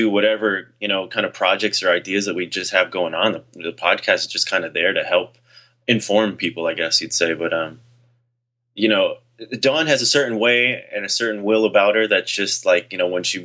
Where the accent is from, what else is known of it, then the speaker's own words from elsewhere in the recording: California, United States; I grew up in California